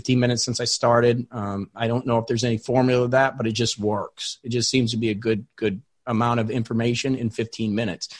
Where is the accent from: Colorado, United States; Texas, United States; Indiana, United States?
Indiana, United States; now in Florida, United States; I live in Florida, but I'm from Indiana